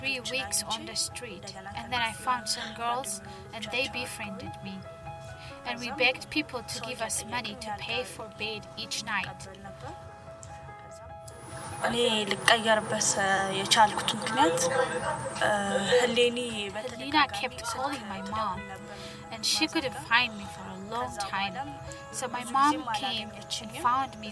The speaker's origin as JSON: {"language": "English", "region": "Addis Ababa", "country": "Ethiopia", "tie": "born or raised there", "said": "I was born in Addis Ababa."}